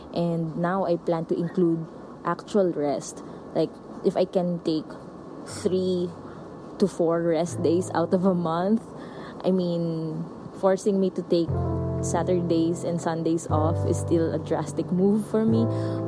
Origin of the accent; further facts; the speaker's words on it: Philippines; my personal experience as a Filipino